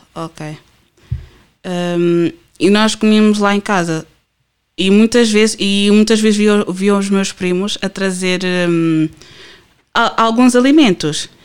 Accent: Portugal; first language Portuguese; Eu nasci e cresci cá, eu sou portuguesa

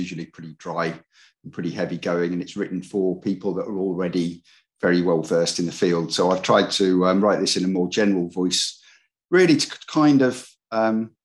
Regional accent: England, United Kingdom; I was born in England in the 60s, since 1966. I didn't really expect when I was growing up to be going to university.

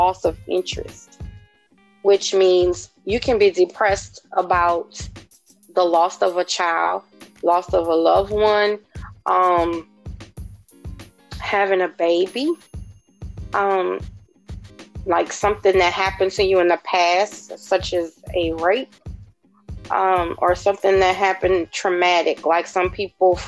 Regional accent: New Orleans, Louisiana, United States; I am from New Orleans, Louisiana.

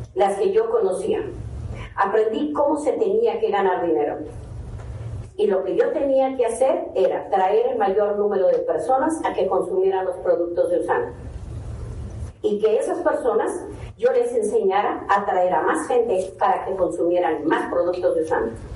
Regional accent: Mexico; no salimos de ningún otro país, somos mexicanos

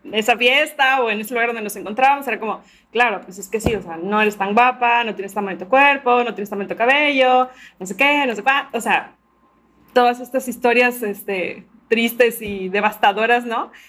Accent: Veracruz, Mexico; soy de Veracruz, de México

